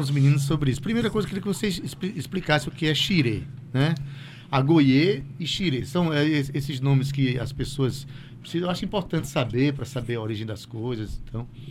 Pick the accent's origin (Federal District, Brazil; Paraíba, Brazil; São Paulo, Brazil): Paraíba, Brazil; Itabaiana; Como Sivuca, como Ratinho né, que são da minha cidade, Itabaiana